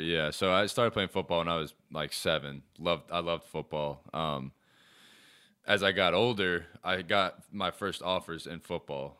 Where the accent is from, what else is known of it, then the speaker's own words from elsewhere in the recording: Charlotte, North Carolina, United States; also born or lived in Davidson, North Carolina; I was born in Charlotte